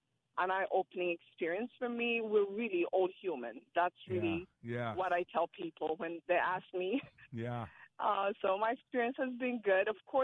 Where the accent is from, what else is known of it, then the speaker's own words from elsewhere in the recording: Ethiopia; moved away; I come from Ethiopia